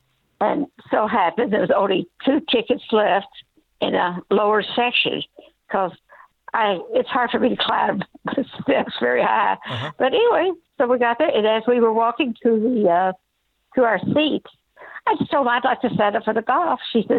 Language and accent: English; Arkansas, United States; now in Oxford, United States; I'm actually from Arkansas, but I've moved to so many locations through my years.